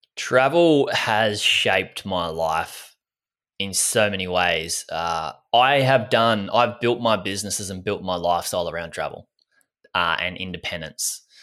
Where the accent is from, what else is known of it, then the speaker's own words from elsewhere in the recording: Gold Coast, Queensland, Australia; I grew up on the Gold Coast in Australia.